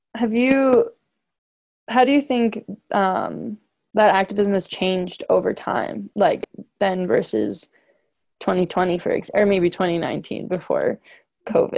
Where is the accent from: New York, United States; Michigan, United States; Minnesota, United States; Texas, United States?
New York, United States; Pleasantville; I'm from Pleasantville, New York, and I'm a junior at Colorado College